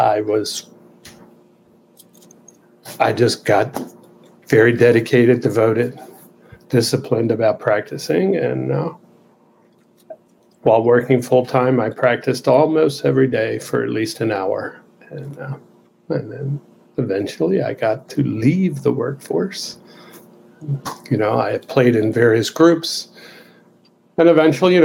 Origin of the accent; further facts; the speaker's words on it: Baltimore, Maryland, United States; where I grew up in Southeast Baltimore in a factory district